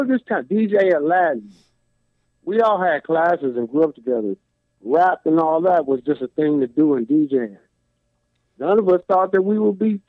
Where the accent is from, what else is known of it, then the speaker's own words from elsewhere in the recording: Compton, California, United States; I'm from Compton.